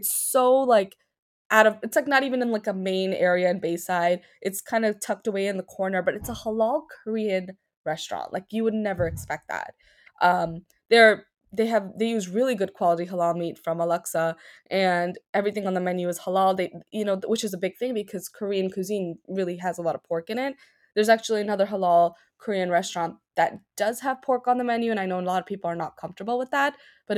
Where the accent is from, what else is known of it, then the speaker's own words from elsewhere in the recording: Pakistan; Every time I go, they ask me where I'm from. And I'm like, yeah, I'm from Pakistan.